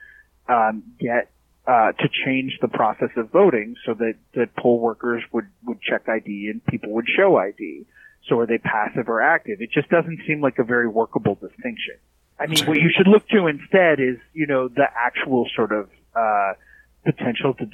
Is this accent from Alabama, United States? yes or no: no; Minneapolis, Minnesota, United States; I'm from the Twin Cities, actually. I'm from Minnesota